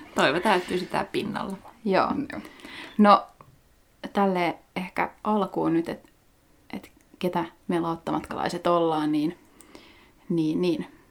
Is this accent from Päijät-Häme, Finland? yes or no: yes; Lahti, Päijät-Häme, Finland; moved away as an adult; also born or lived in Vienna, Austria / Birmingham, United Kingdom; nyt sitten paluumuuttajana takaisin Lahdessa ko- alkuperäisessä kotikaupungissani